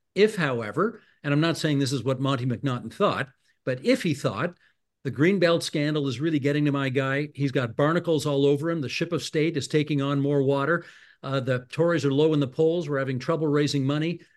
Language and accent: English; Hamilton, Ontario, Canada; moved away; I'm originally from Hamilton